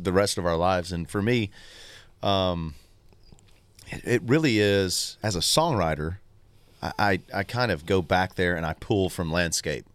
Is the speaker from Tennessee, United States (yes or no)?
yes; Tullahoma, Tennessee, United States; moved away; my hometown